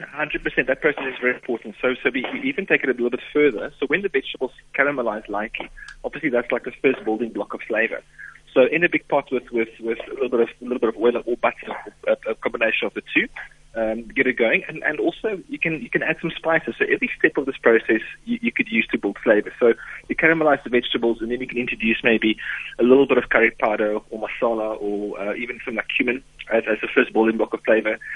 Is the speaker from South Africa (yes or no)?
yes; South Africa; as a South African